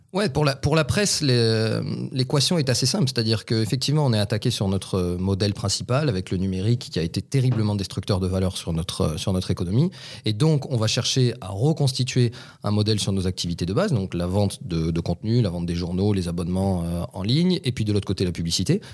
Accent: Toulouse, Occitania, France; chez nous, à Toulouse

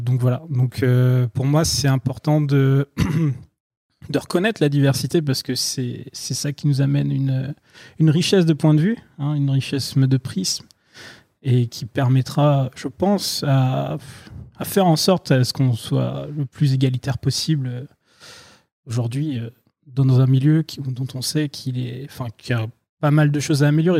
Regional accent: France; moi qui suis français

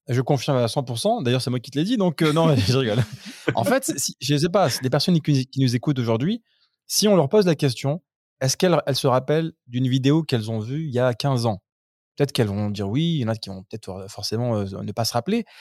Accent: Grenoble, Auvergne-Rhône-Alpes, France; now in United Arab Emirates; nous on vient de Grenoble

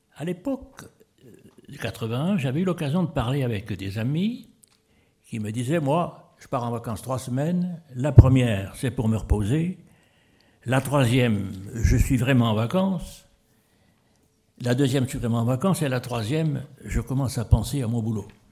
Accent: Épinal, Grand Est, France; je suis d'Épinal

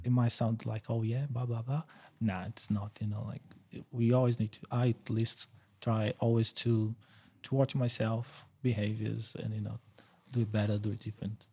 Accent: São Paulo, Brazil; moved away as an adult; now in Queensland, Australia; I grew up São Paulo. It's the biggest city in South America

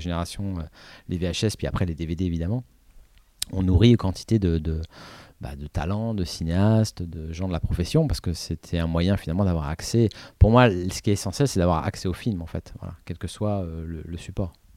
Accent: Paris, Île-de-France, France; j'habitais à Paris, j'avais des parents qui m'emmenaient

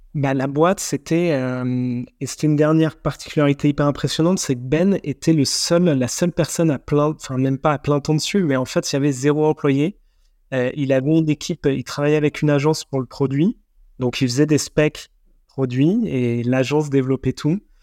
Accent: France; en tant que Français

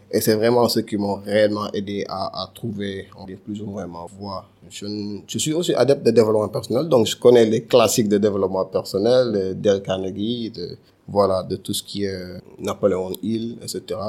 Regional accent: Dakar, Senegal; also born or lived in Castors, Dakar; Donc j'ai grandi à Castor, mais je pense que l'essentiel de mon temps à Medina

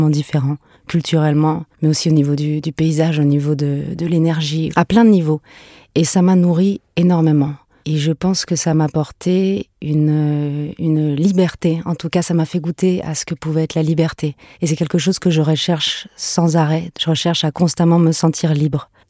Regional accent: Paris, Île-de-France, France; born there; also born or lived in Venezuela; Moi, je suis née à Paris, mais j'avais à peine quelques mois quand on est parti au Venezuela. Et euh, j'ai fait mes premiers pas là-bas. On est rentré en France et on est reparti au Venezuela et rentré, reparti.

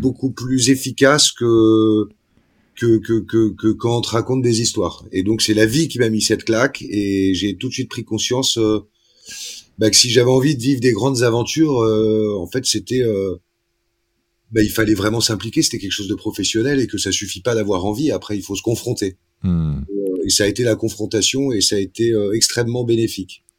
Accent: Paris, Île-de-France, France; moved away; quand j'étais petit, j'étais à Paris

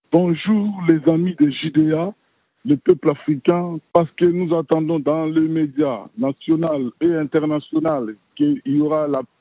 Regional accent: DR Congo; chez nous, au Congo démocratique

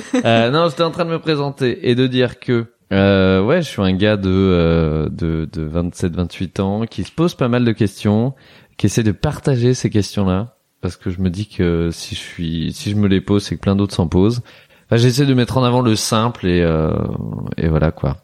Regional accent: Roanne, Auvergne-Rhône-Alpes, France; now in Paris, France; ma ville natale, Roanne

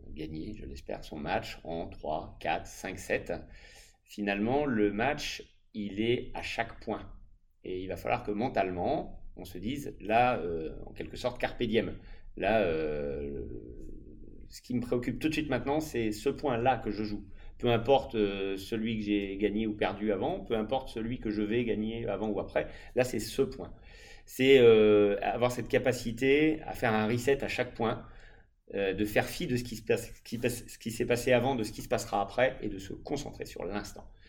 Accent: France; chez nous en France

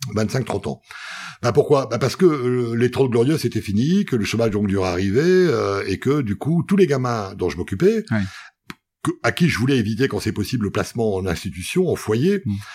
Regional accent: Bully-les-Mines, Hauts-de-France, France; je suis un vrai homme du Nord. Euh, je suis né à Bully-les-Mines

